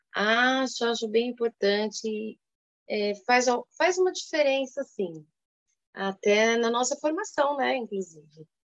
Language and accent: Portuguese; São Paulo, Brazil; Sou paulistana